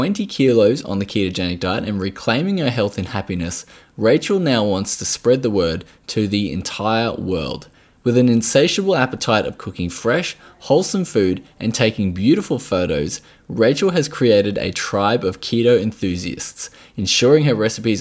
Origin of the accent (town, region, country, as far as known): Australia